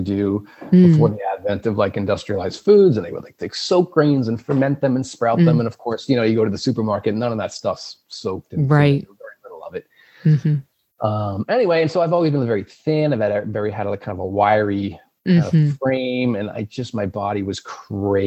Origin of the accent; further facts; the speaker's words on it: Long Island, New York, United States; moved away as an adult; also born or lived in Alaska; now in New England, United States; I grew up on Long Island, on the north shore of Long Island. I've lived in New England for about 15 years now